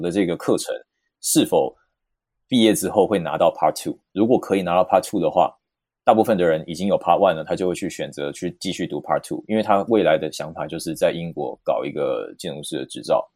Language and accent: Chinese; Taichung, Taiwan; moved away as an adult; also born or lived in Taipei / London; 因为我本身是台中人